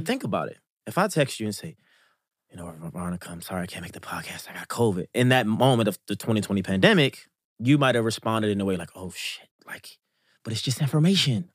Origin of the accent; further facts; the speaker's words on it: Baltimore, Maryland, United States; I'm from Baltimore, Maryland, West Baltimore, to be exact. in Baltimore was why I was born and raised.